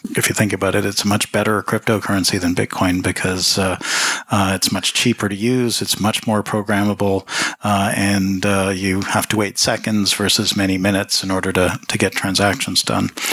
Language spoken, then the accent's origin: English; Toronto, Ontario, Canada; moved away; also born or lived in Jamaica / Switzerland / New York; I grew up in Toronto.